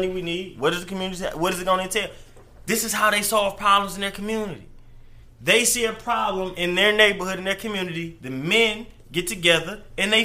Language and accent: English; Detroit, Michigan, United States; I'm from Joy Road, but, you know, Dearborn is right down the street